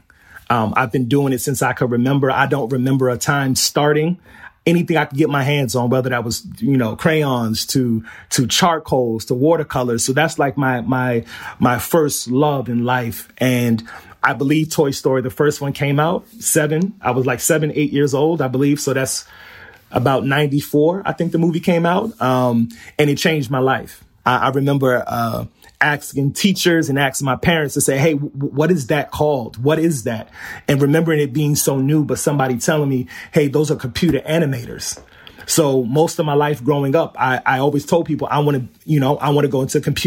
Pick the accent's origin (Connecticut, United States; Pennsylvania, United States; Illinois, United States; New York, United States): New York, United States; New York City; also born or lived in Howard Beach, Queens; I grew up in Flushing. I'm in Pominock Houses